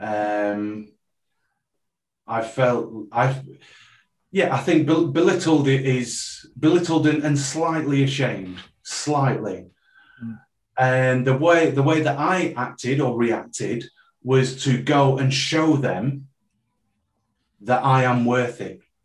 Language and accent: English; Preston, North West England, United Kingdom; I was born in Preston